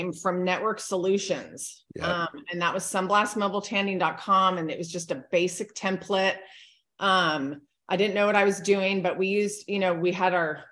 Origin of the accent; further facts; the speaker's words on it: California, United States; also born or lived in Hawaii; now in Hernando, United States; I was born and raised in California